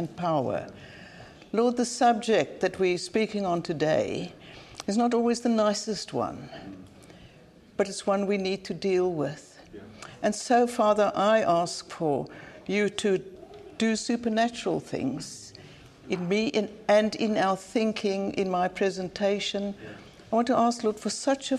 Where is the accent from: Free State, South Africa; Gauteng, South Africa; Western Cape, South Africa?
Western Cape, South Africa; Cape Town; moved away as an adult; now in Cambridge, United Kingdom; I come from Cape Town, based in Cambridge now, but from Cape Town